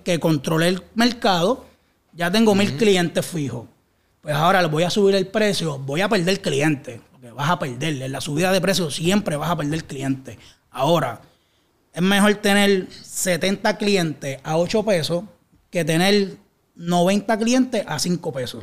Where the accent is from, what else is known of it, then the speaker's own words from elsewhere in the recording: Cataño, Puerto Rico; also born or lived in Canóvanas; yo me crié en Cataño como tal. Yo soy de Canales, pero viví muchos años en Cataño también